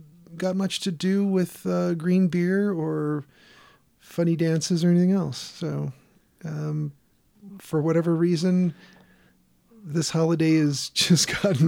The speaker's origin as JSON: {"language": "English", "town": "Chicago", "region": "Illinois", "country": "United States", "said": "In Chicago, where I'm from"}